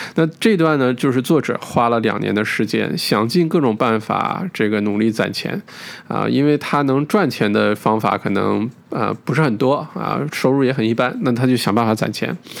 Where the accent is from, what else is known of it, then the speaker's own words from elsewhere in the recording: China; 我们中国人的文化